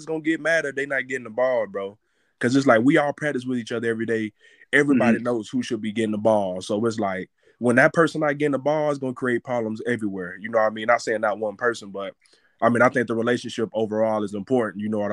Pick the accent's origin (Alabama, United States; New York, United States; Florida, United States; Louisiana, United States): Alabama, United States; growing up in Alabama